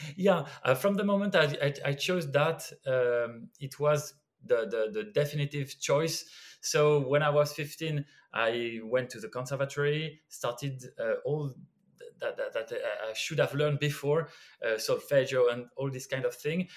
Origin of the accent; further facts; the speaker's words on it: Brittany, France; English is a second language; moved away; also born or lived in Lyon; I'm from the countryside. I'm from Brittany, and there was no music at all.